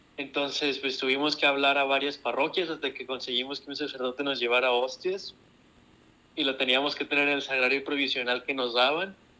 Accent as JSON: {"language": "Spanish", "town": "Monclova", "region": "Coahuila", "country": "Mexico", "tie": "born or raised there", "said": "soy de Monclova, Coahuila"}